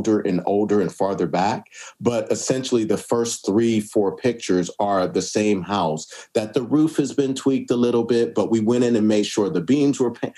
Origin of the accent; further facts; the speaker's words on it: Pittsburgh, Pennsylvania, United States; moved away; I come from Pittsburgh